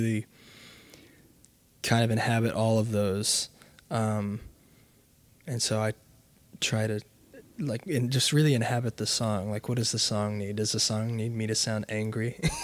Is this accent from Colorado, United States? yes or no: no; Oklahoma, United States